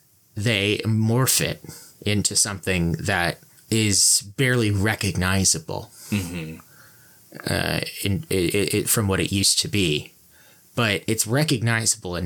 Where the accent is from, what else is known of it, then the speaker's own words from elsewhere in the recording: Wyomissing, Pennsylvania, United States; there was this comic book store in my hometown called Golden Eagle Comics